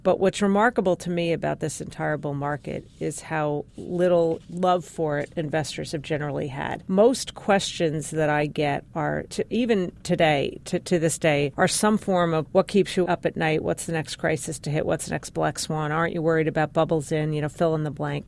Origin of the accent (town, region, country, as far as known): New York City, New York, United States; born or raised there